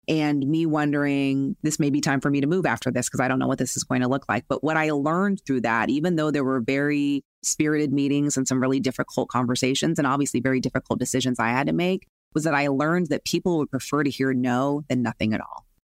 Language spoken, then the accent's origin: English; Las Vegas, Nevada, United States; growing up in Las Vegas.